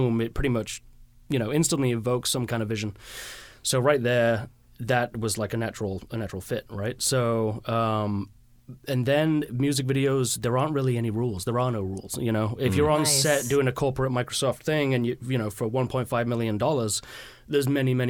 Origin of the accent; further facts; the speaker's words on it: Leeds, Yorkshire and the Humber, United Kingdom; now in Seattle, United States; Leeds, which is where I was from, or am from